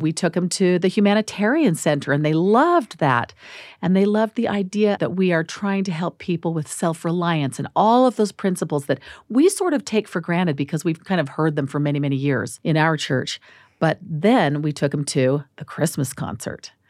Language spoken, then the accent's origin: English; Phoenix, Arizona, United States; also born or lived in Washington, D.C.; now in Salt Lake City, United States; I'm from Phoenix. I'm an Arizona girl